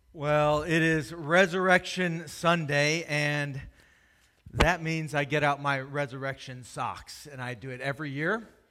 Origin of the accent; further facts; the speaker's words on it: Howard County, Maryland, United States; I grew up in Howard County, just north of here